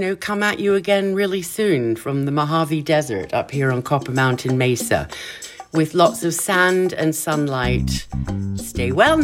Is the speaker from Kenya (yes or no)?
yes; Kenya; moved away; growing up in Kenya was like growing up in paradise